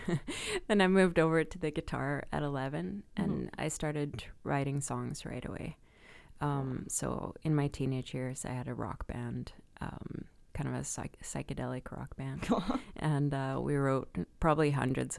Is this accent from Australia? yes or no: no; Malmö, Skåne, Sweden; moved away as an adult; also born or lived in Vancouver, Canada / Whitehorse, Canada / London, Ontario, Canada; now in Canada; I grew up in Malmö in Sweden